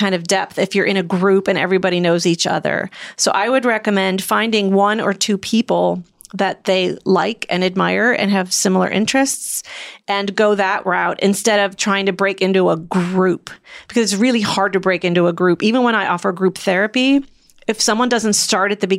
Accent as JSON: {"language": "English", "region": "Midwest", "country": "United States", "said": "I'm from the Midwest"}